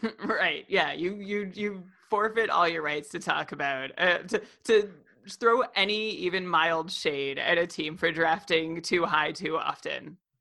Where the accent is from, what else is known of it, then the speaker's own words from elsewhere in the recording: Ottawa, Ontario, Canada; I'm from Ottawa